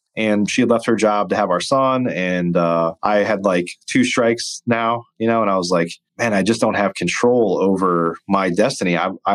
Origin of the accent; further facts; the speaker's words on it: Midwest, United States; I grew up watching This Old House, and I grew up in the Midwest.